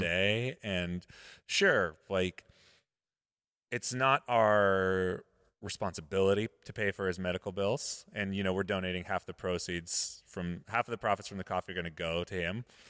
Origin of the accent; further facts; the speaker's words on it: Modesto, California, United States; Modesto, my hometown.